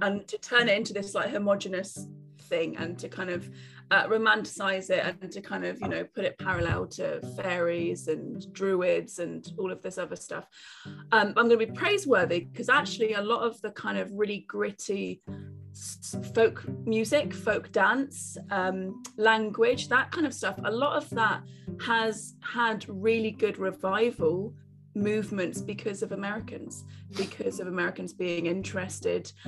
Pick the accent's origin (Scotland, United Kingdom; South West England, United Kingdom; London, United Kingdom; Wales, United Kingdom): South West England, United Kingdom; Cornwall; I'm Cornish